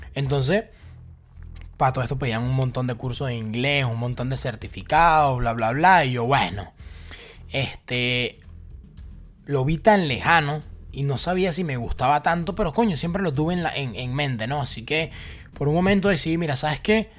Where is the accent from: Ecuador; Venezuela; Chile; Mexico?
Venezuela; moved away as an adult; yo vengo de Venezuela